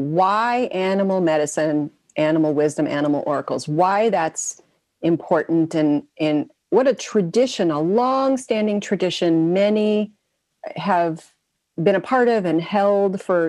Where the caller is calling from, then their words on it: Kentucky, United States; I'm joining from Kentucky.